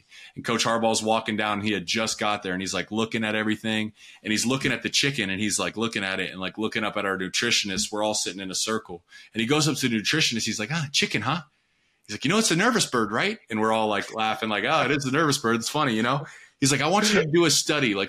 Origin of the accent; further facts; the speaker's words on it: Pickerington, Ohio, United States; I'm from Pickerington, Ohio, on the east side of Columbia